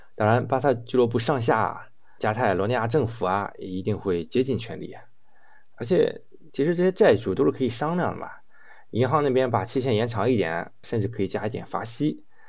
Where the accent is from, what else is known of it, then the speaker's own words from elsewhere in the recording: China; 咱们中国股东能做的很少啊，毕竟咱们不是本地人，也不是圈里的人。